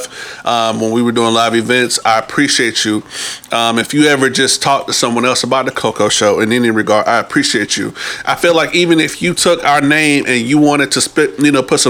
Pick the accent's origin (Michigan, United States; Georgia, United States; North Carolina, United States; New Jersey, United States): New Jersey, United States; I'm from Jersey